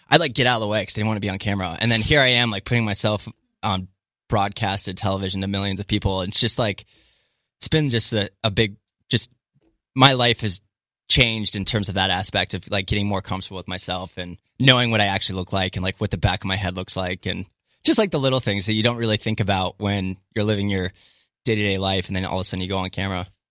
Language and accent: English; Middletown, Maryland, United States; moved away as an adult; also born or lived in Alabama / San Jose, California; now in Santa Monica, United States; I grew up in a small town in Maryland, Western Maryland called Middletown